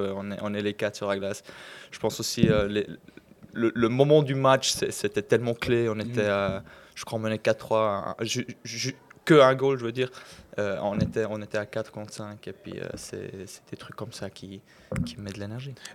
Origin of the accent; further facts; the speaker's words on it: Fribourg, Switzerland; on est fribourgeois les deux. Côté roman de la Suisse